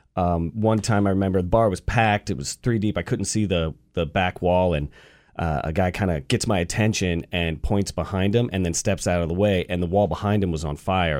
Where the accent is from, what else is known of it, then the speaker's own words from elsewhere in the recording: Atlanta, Georgia, United States; moved away as an adult; I'm from the South. I'm from Atlanta